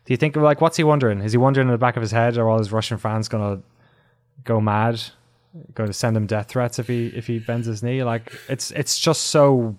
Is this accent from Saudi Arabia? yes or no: no; Ireland; I was an Irish guy in London, and I thought I'd be persecuted, of course, because I was, you know, I'm an Irish guy in London.